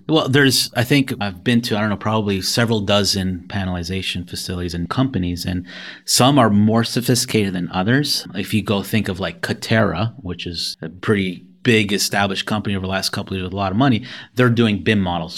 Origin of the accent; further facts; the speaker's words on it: Canada; moved away as an adult; also born or lived in Toronto, Canada / Buffalo, New York; I'm originally from Canada.